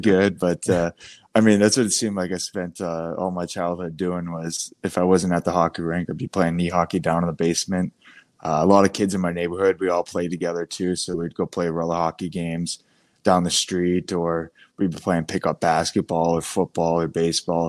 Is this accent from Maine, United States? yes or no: yes; Biddeford, Maine, United States; growing up in Biddeford